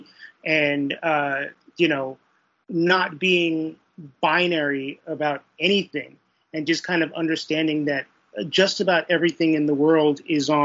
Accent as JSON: {"language": "English", "town": "New York City", "region": "New York", "country": "United States", "tie": "born or raised there", "said": "I grew up in Brooklyn, New York in the 1980s and early 1990s"}